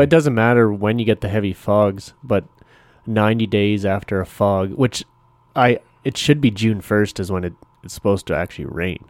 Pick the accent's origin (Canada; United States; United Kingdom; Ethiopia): Canada; I'm still Canadian